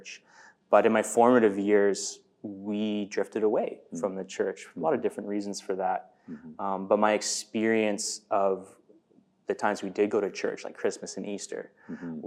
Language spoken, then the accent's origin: English; Vernon, British Columbia, Canada; also born or lived in New Westminster, British Columbia / Lower Mainland, British Columbia; But the formative years of my growing up was done in Vernon